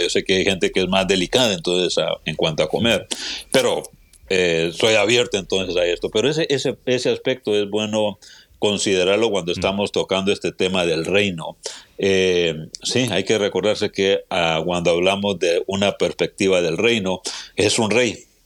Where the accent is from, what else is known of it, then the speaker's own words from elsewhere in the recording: Honduras; moved away as an adult; also born or lived in Guatemala City, Guatemala / Indianapolis, United States; now in Texas, United States; soy hondureño de, nacimiento